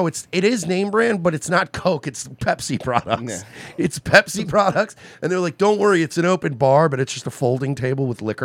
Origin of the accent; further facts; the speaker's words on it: Mastic Beach, New York, United States; I grew up in Mastic Beach, right, like, Mastic is a shithole.